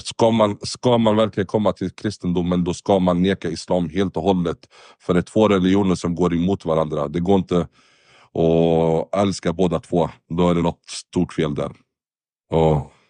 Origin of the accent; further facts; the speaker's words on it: Sweden; also born or lived in Lebanon; Jag är från Libanon, men uppväxt i Sverige nästan. Har bott det mesta av mitt liv i Sverige